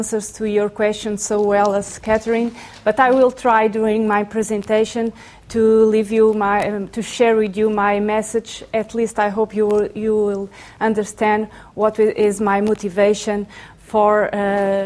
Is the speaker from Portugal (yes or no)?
yes; Azores, Portugal; moved away; I was born in the Azores